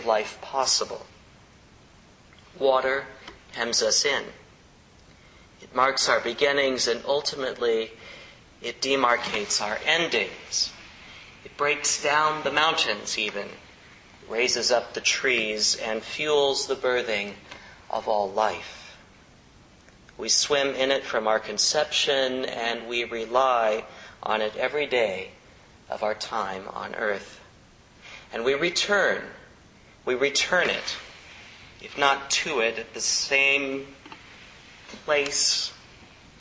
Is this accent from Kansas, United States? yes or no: yes; Kansas, United States; now in San Francisco, United States; a guy who grew up in the Midwest, right? Closest edge we had growing up in Midwestern Kansas was an alfalfa field